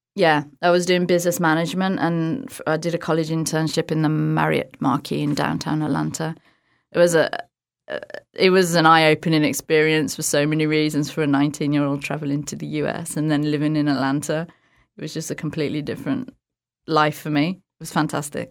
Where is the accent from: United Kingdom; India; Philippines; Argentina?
United Kingdom; outside of Birmingham, West Midlands; Birmingham, U K. Well, outside of Birmingham, but Birmingham is like the biggest city that everyone knows